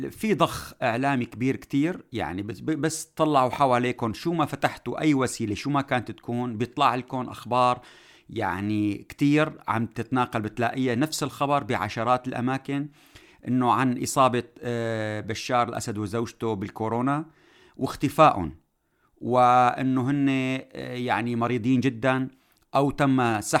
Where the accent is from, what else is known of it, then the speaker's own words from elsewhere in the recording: Syria; نقدر نفرض كسوريين الحل اللي نحن بدنا اياه كشعب سوري في كل المناطق